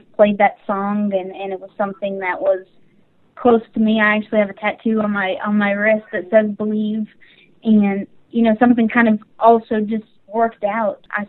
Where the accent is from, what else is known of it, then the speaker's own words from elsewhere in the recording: Carson City, Nevada, United States; I am originally from Carson City, Nevada